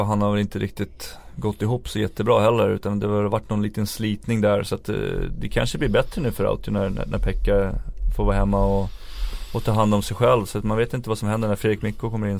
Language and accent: Swedish; Sweden; som, som svenskar